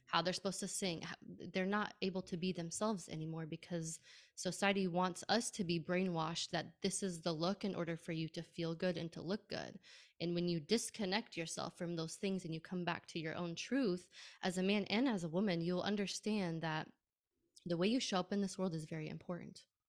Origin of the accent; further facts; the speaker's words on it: United States; being Arab in a Muslim family, born and raised in America